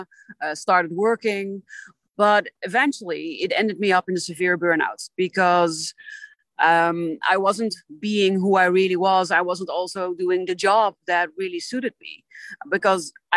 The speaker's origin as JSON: {"language": "English", "country": "Netherlands", "said": "I am from the Netherlands."}